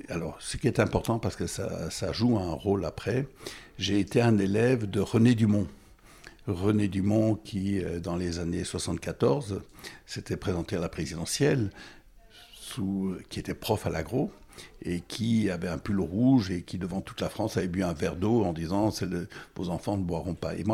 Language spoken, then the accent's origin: French; Goma, North Kivu, DR Congo; also born or lived in Burundi / Bukavu / Rwanda; Je suis né euh, au Burundi, mais en fait euh, en, 1951, 51, et mes parents euh, habitaient entre le, entre le Kivu et le Rwanda, là où il y a la guerre maintenant. J'ai été élevé à Goma, Bukavu, et euh, au Rwanda.